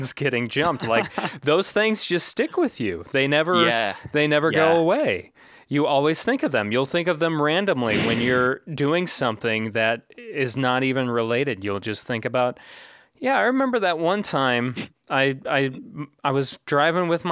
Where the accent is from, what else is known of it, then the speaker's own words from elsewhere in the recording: Manteno, Illinois, United States; one of the main streets in my hometown of Manteno